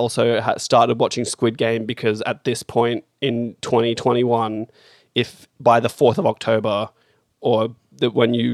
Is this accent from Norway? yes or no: no; New Zealand; now in Australia; I'm from New Zealand